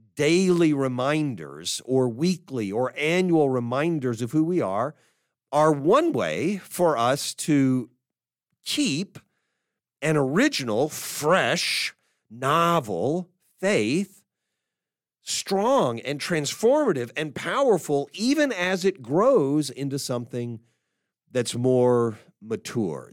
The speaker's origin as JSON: {"language": "English", "town": "Dallas", "region": "Texas", "country": "United States", "tie": "born or raised there", "said": "my hometown, Dallas."}